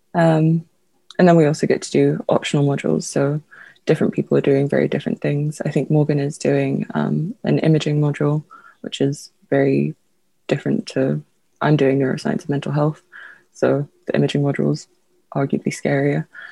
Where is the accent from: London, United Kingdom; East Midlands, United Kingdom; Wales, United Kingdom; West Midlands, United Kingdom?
London, United Kingdom; also born or lived in Lithuania; I was born in Lithuania, but I moved here when I was very young, so I consider myself a Londoner.